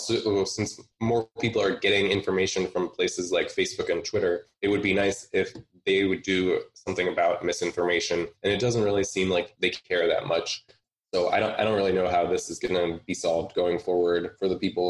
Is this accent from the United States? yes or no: yes; outside of Cleveland, Ohio, United States; moved away; also born or lived in Pittsburgh; I'm from outside of Cleveland originally, but I spent a large chunk of time in Pittsburgh.